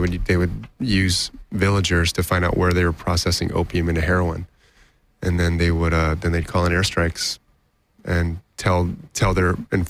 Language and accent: English; Taiwan; born there; I was born in Taiwan.